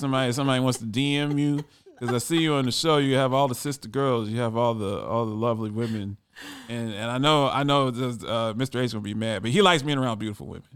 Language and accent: English; Ohio, United States; a fellow Buckeye